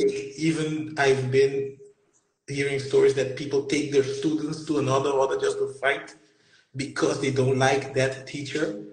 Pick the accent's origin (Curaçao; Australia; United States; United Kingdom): Curaçao; we're from Curacao